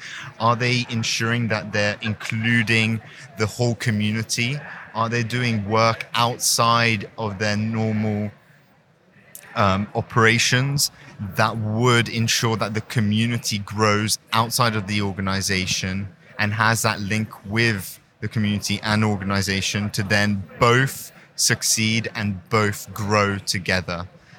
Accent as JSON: {"language": "English", "country": "Hong Kong", "tie": "born or raised there", "said": "So I'm born and raised in Hong Kong to a French-Canadian mother and an English father."}